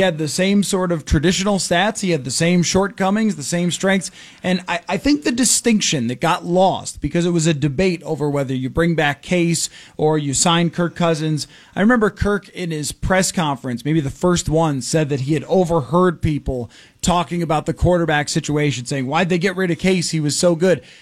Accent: Buffalo, New York, United States; moved away; I grew up in Buffalo

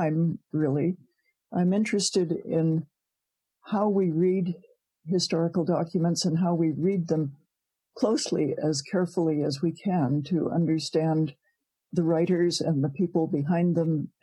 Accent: Providence, Rhode Island, United States; moved away as an adult; now in Canada; I was born in Providence, Rhode Island.

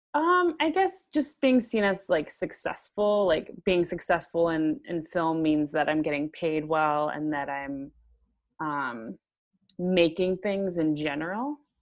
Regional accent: Chicago, Illinois, United States; I'm from Chicago, so I live currently in Chicago

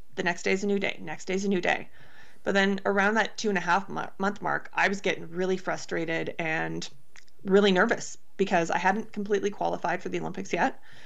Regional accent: Canada; being a Canadian javelin thrower

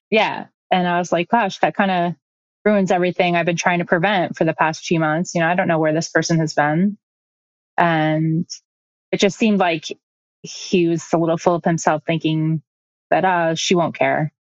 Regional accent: Midwest, United States; moved away; I'm from the Midwest originally

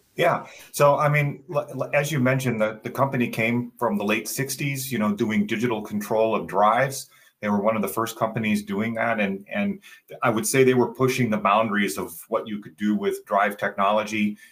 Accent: Southeast Michigan, United States; also born or lived in Dearborn, Michigan; I grew up in Southeast Michigan

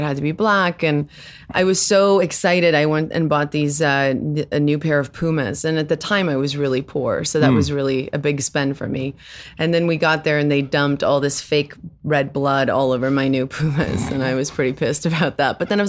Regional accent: South Africa; first language Afrikaans; English is a second language; now in United States; Well, I was raised in with Afrikaans as my first language.

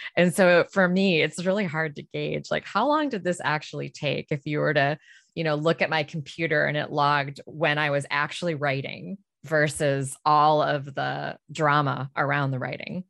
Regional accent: Detroit, Michigan, United States; moved away; I'm from Detroit originally

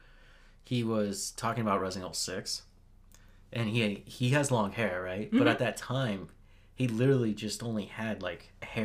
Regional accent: West Coast, United States; I'm from the West Coast.

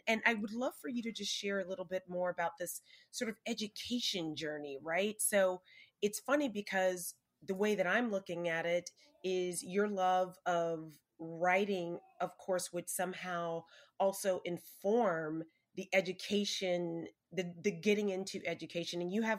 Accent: Alabama, United States; Realize, like, I'm from Alabama, and my family's, you know, blackety black, we're not immigrants

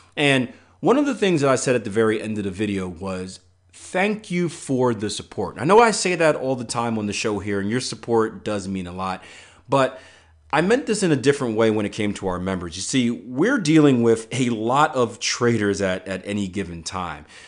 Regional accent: Philadelphia, Pennsylvania, United States; I grew up in Philadelphia

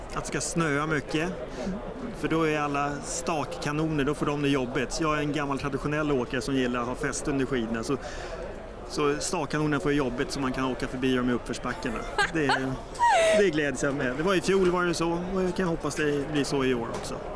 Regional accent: Stockholm, Stockholm County, Sweden; Jag är sörlänning från Stockholm

